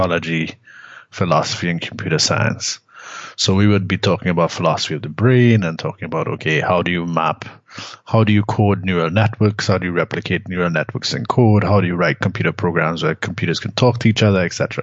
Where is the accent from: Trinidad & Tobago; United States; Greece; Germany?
Trinidad & Tobago; moved away; also born or lived in Canada; I'm from Trinidad originally